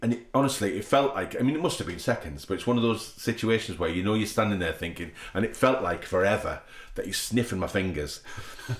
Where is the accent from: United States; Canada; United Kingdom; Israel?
United Kingdom; England; we're English, we're actors